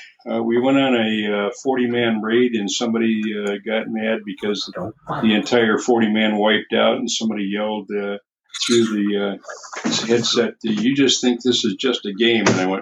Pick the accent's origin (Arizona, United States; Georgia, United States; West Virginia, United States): Arizona, United States; moved away as an adult; also born or lived in San Diego; I moved all over the country, getting better jobs and getting higher pay until I finally settled down back in my home state of Arizona.